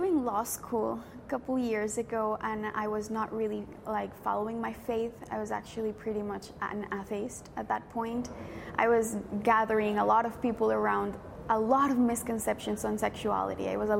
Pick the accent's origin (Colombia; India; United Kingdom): Colombia; I went 2 years away to do discernment with the Franciscans in my country. I'm from Colombia.